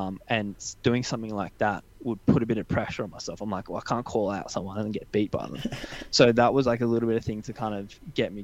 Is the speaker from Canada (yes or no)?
no; Canberra, Australian Capital Territory, Australia; I grew up in Canberra